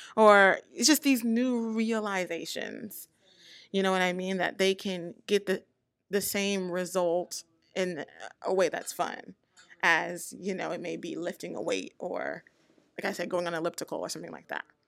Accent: the South, United States; I come from the South

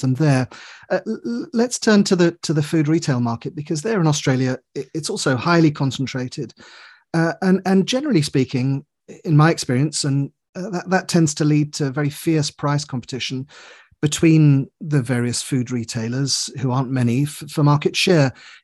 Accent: England, United Kingdom; I say that as an Englishman

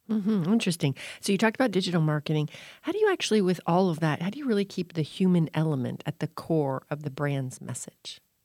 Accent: Florida, United States; now in New England, United States; I live in New England, and so, but I grew up in Florida

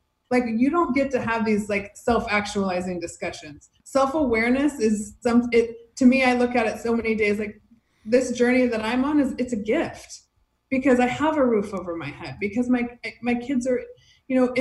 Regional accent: Fresno, California, United States; also born or lived in Hermosa Beach, California; now in Redondo Beach, United States; I grew up in Fresno

